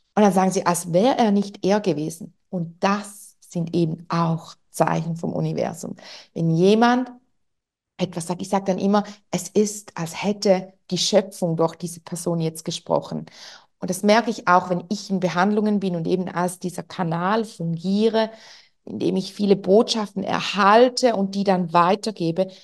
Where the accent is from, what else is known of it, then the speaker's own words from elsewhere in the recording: Switzerland; accent: Swiss German; ich spreche Schweizerdeutsch normalerweise